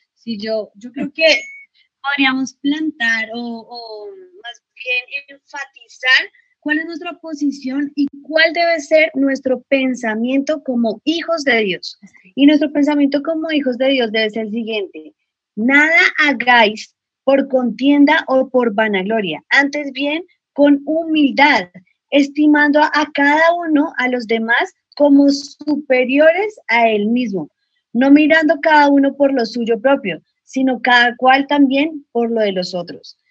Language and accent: Spanish; Colombia; a nosotros como colombianos siempre, o bueno, antes ya no tanto, pero nos, nos tildaban mucho de narcos